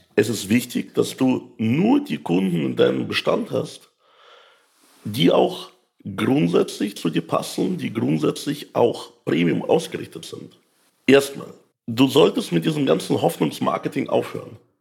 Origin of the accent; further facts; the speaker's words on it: Ukraine; now in Germany; ich komme ja aus der Ukraine